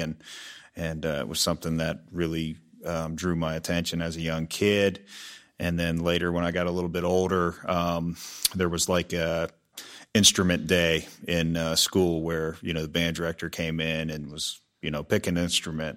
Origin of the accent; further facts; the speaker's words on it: Peters Township, Pennsylvania, United States; moved away as an adult; also born or lived in Pittsburgh / Nashville; now in Dallas, United States; I grew up in the Peters Township area and went to high school there